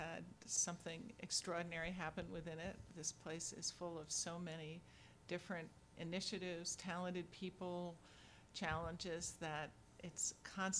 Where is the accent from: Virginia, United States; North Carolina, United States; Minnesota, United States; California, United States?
Virginia, United States; moved away; since I was a small child growing up in Virginia